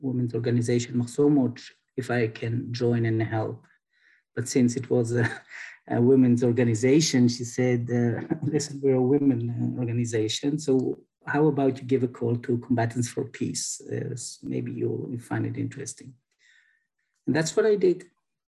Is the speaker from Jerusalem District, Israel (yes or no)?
no; Haifa, Haifa District, Israel; I grew up in Haifa, which is a Jewish Arab-Jewish town